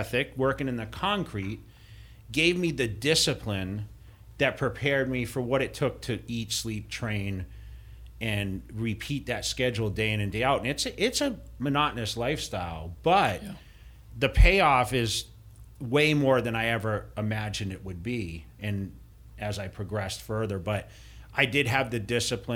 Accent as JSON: {"language": "English", "region": "Massachusetts", "country": "United States", "tie": "born or raised there", "said": "where I grew up in Massachusetts"}